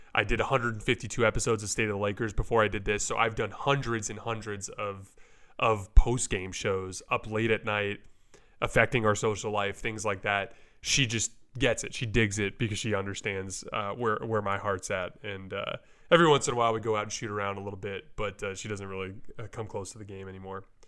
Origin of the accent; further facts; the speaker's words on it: Tucson, Arizona, United States; we're also from Tucson